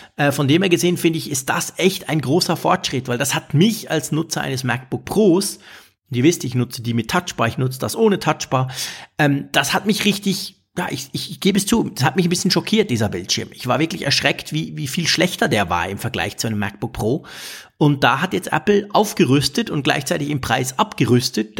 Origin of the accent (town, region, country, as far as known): Switzerland